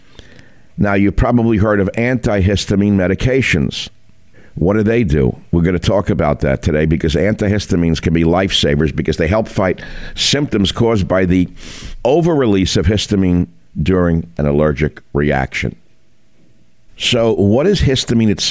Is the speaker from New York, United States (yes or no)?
no; San Francisco, California, United States; my hometown